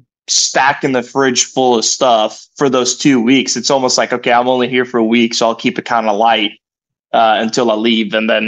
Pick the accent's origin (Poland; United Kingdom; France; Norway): Norway; now in Stillwater, United States; You know, me growing up in Norway, this is home away from home. Been here for over 7 years now